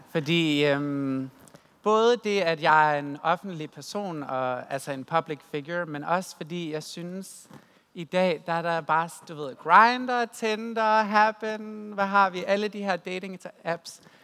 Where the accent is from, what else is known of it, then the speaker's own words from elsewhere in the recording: West Jutland, Central Denmark Region, Denmark; Jeg er jo fra Vestjylland, øh, så min stor del af min opvækst og min teenageår, det har været svært, fordi at jeg kommer fra en kristen familie i Vestjylland